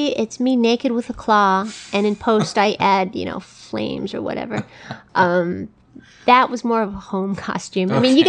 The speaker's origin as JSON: {"language": "English", "country": "United States", "said": "I am Native American, so I think of myself as red skin already, but..."}